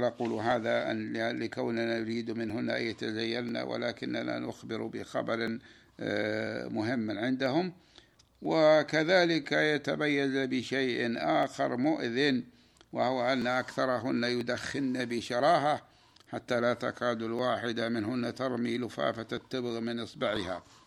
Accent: Saudi Arabia; بلادنا المملكة العربية السعودية

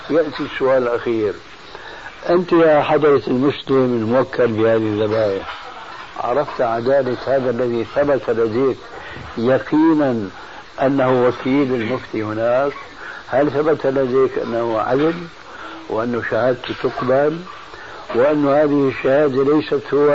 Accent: Damascus, Damascus Governorate, Syria

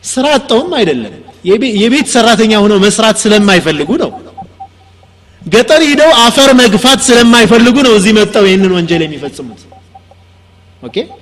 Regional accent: Ethiopia

